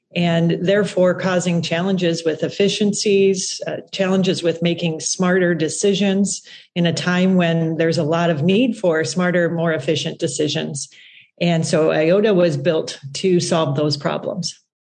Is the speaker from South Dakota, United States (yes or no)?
yes; South Dakota, United States; I come from South Dakota, so kind of the middle of agriculture, right? And uh, grew up there